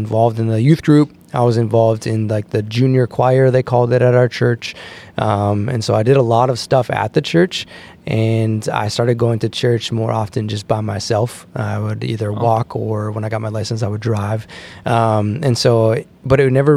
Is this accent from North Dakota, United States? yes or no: yes; Hillsboro, North Dakota, United States; also born or lived in Fargo, North Dakota; I grew up in Hillsboro, North Dakota, with my mom.